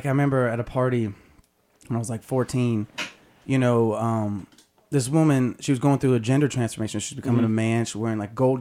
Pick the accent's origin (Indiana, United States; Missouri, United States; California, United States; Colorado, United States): California, United States; Albany; also born or lived in Los Angeles; A little town called Albany, California.